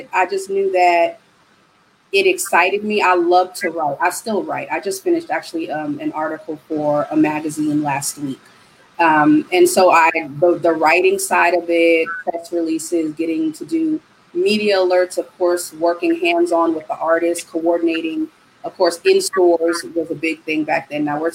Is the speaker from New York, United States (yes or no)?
yes; New York City, New York, United States; moved away as an adult; also born or lived in Atlanta, Georgia; now in Houston, United States; born and raised in the Bronx, New York, but currently residing in Houston, Texas